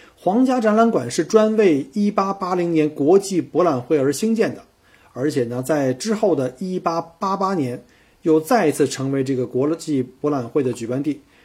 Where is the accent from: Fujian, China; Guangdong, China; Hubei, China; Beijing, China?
Beijing, China; now in Melbourne, Australia; 我是北京来的